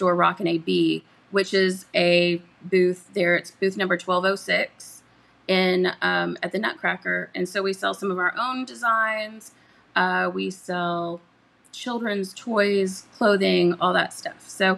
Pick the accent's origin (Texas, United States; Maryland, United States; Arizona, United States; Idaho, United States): Texas, United States; Katy; I'm from Katy originally. So I'm a Katy girl